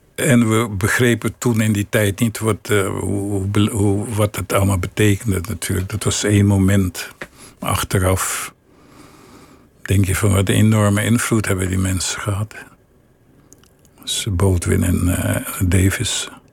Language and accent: Dutch; Willemstad, Curaçao; moved away; ik groeide op in Willemstad